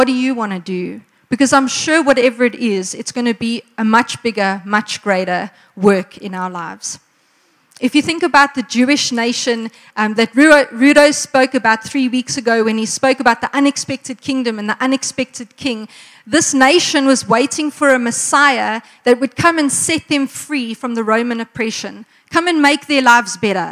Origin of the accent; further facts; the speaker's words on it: Margate, KwaZulu-Natal, South Africa; now in Pretoria, South Africa; I come from Margate, which is why I can in the Afrikaans style praat nie